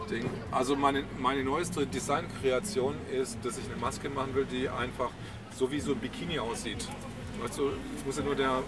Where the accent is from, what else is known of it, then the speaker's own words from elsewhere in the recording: Berlin, Germany; Das als Berliner ist auch verdammt schwer, weil du, du rollst ja nicht so vorne.